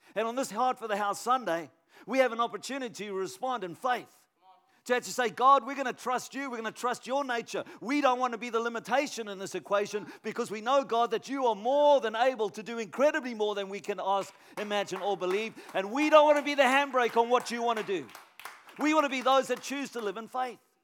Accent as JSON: {"language": "English", "town": "Canberra", "region": "Australian Capital Territory", "country": "Australia", "said": "I'm from Canberra"}